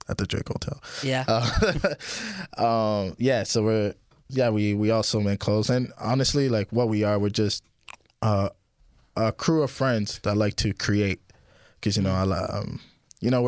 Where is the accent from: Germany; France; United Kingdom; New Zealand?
France; now in Toronto, Canada; I'm from France, and uh, yeah, so we all met in Toronto